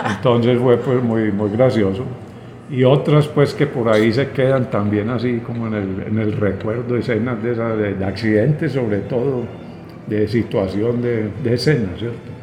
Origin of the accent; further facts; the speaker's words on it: Colombia; como colombianos